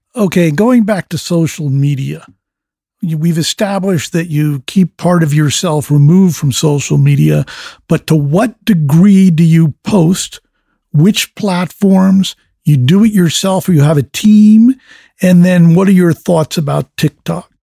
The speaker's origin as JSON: {"language": "English", "area": "fifty miles from New York City", "region": "East Coast", "country": "United States", "tie": "born or raised there", "said": "I grew up in the East Coast, fifty miles from New York City"}